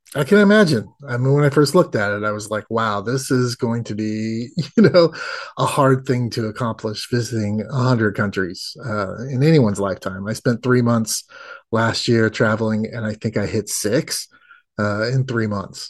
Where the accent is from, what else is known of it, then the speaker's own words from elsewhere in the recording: United States; I'm an American